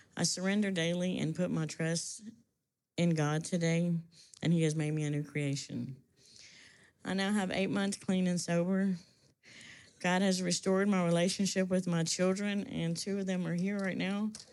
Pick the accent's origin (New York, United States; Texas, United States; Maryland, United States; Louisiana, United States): Louisiana, United States; I'm from Louisiana, and I grew up in a family where drug use and phys- physical abuse was normal